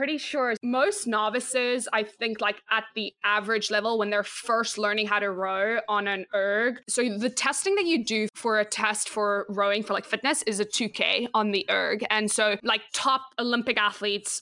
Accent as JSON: {"language": "English", "country": "South Africa", "tie": "born or raised there", "moved": "as an adult", "lives_now": "Pottstown, United States", "said": "I played 5 different sports growing up in South Africa."}